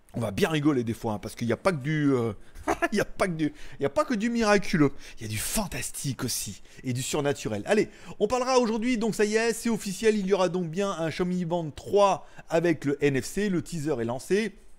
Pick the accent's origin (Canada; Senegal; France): France; je suis français